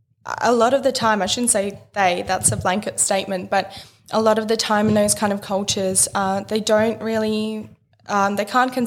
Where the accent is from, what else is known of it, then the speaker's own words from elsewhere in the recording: Perth, Western Australia, Australia; English is a second language; also born or lived in Russia; now in Melbourne, Australia; So at 8 years old, I moved to Perth, Western Australia with my family, and I couldn't speak a word of English, so I had to learn the language.